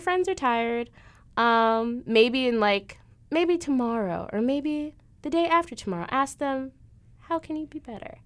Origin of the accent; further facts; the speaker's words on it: Illinois, United States; moved away as an adult; now in Des Moines, United States; everyone else is from Illinois. which is where I'm from.